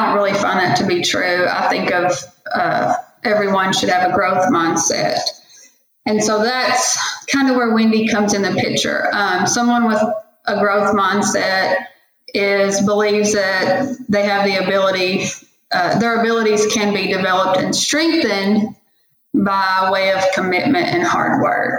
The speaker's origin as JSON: {"language": "English", "town": "Valliant", "region": "Oklahoma", "country": "United States", "tie": "born or raised there", "said": "here in my hometown in Valiant, Oklahoma"}